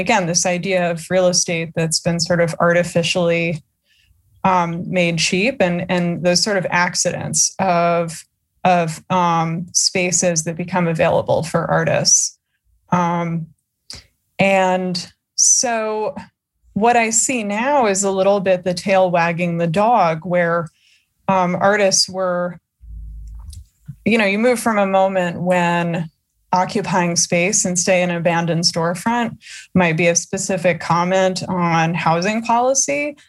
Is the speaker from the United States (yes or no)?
yes; New Jersey, United States; I am from Jersey